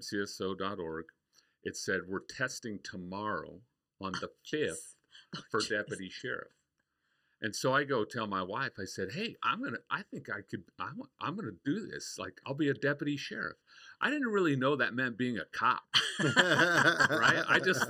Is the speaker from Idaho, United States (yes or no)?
yes; Idaho, United States; moved away as an adult; now in Arizona, United States; I grew up in Idaho on a farm.